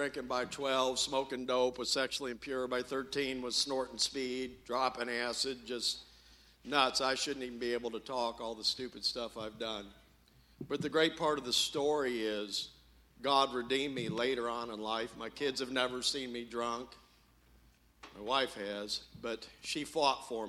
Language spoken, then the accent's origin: English; Champaign, Illinois, United States; I'm from Champaign, Illinois